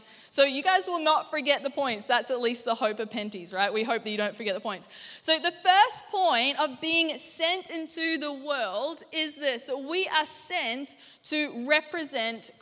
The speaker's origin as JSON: {"language": "English", "town": "Gold Coast", "region": "Queensland", "country": "Australia", "also_born_or_lived": "Anderson, South Carolina", "lives_now": "Brisbane, Australia", "said": "I rocked up, this chick from the Gold Coast, and I'm like, hey, how you guys doing? And they're like, this was their response every time to my accent"}